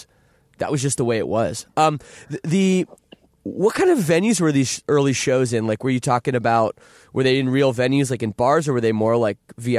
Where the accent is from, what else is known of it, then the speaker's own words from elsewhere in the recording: Toronto, Ontario, Canada; You know, the scene where I grew up in the Toronto suburbs actually was completely like that.